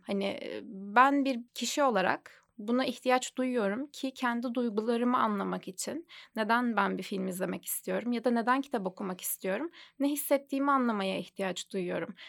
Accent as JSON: {"language": "Turkish", "region": "Adana", "country": "Turkey", "moved": "yes", "said": "Aslen Adanalıyım. Ailem orada"}